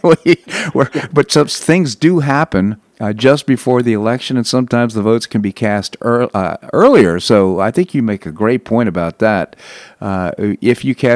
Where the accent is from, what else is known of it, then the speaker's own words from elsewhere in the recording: Washington, District of Columbia, United States; a place where I grew up in Washington, D.C.